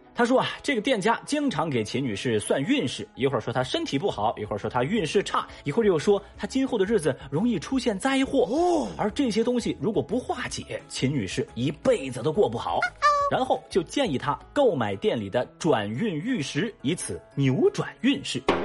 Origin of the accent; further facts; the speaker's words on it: Chengdu, Sichuan, China; 我作为一个成都人